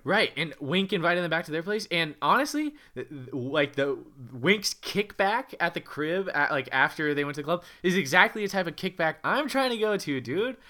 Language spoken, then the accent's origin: English; United States; a person who is from, you know, bumfuck nowhere, U S